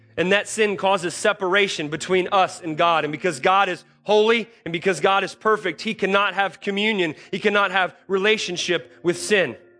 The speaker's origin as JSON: {"language": "English", "country": "United States"}